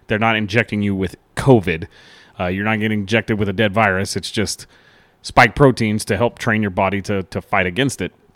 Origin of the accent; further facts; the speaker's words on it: United States; As an American